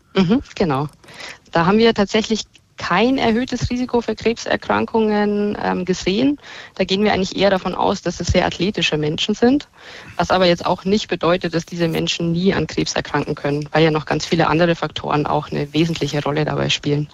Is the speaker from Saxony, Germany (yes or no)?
no; Bavaria, Germany; Da bin ich in Bayern geboren und lebe hier auch